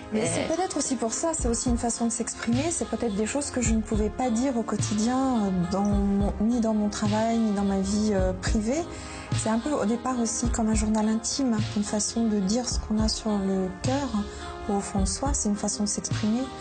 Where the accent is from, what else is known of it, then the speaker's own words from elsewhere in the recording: Lyon, Auvergne-Rhône-Alpes, France; moved away as an adult; also born or lived in Pantin; now in Paris region, France; Nous avons déménagé et j'ai grandi à Lyon. Et donc là, maintenant, je vis en région parisienne depuis une vingtaine d'années